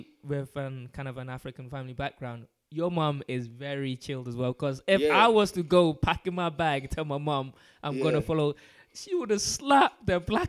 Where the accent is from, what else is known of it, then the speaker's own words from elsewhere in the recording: London, United Kingdom; now in Scotland; I'm from London. I grew up in London